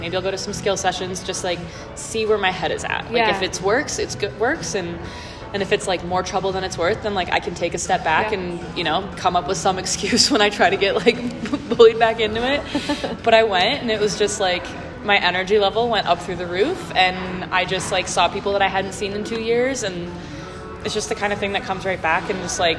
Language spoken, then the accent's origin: English; Midwest, United States; now in Colorado, United States; I'm from the Midwest